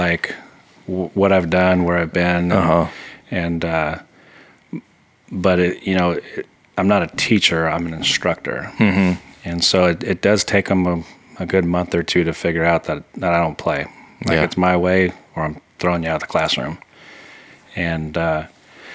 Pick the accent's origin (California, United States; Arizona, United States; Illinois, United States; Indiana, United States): California, United States; Southern; moved away as an adult; now in League City, United States; Growing up in California